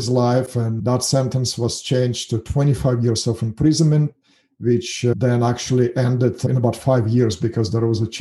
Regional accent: Russia; English is a second language; moved away as an adult; also born or lived in Kazakhstan; now in United States; I was lived my whole life in Russia. Actually, I was born in Kazakhstan

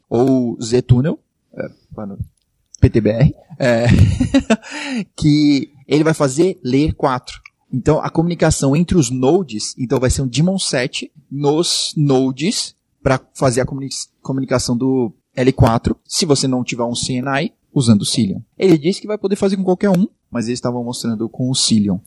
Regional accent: Brazil; a gente é brasileiro

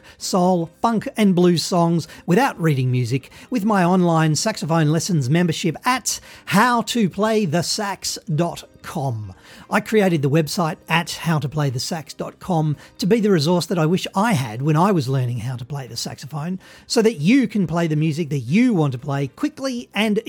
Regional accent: Australia; I'm from Australia

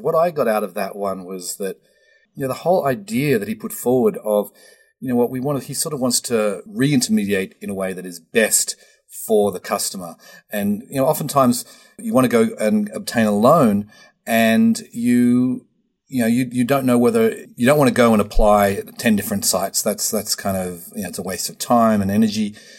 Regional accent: Australia; now in United States; Australia is number four, my home country

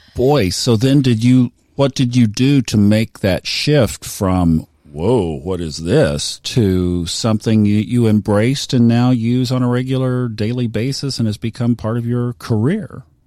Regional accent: Tulsa, Oklahoma, United States; I grew up in Tulsa, Oklahoma in the 60s

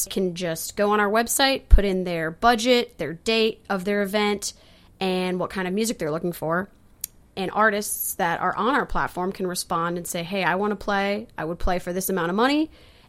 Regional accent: Elkhart, Indiana, United States; now in Nashville, United States; We moved to Nashville in 2012 to go to Belmont University. I came from Elkhart, Indiana.

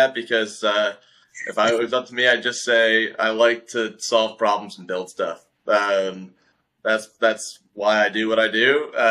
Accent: Detroit, Michigan, United States; also born or lived in overseas (birthplace); I'm from Detroit. I was born overseas, but I've grown up most of my life in Detroit, Michigan

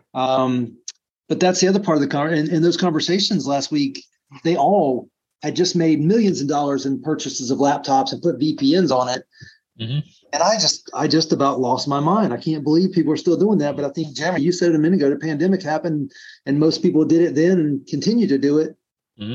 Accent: South Florida, United States; I grew up in South Florida

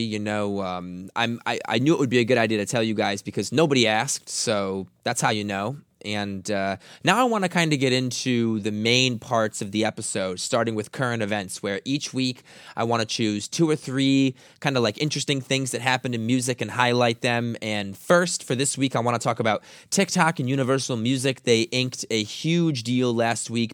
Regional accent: Grosse Pointe, Michigan, United States; I grew up in Detroit, so I lived in Grosse Pointe, which is a suburb on the east side

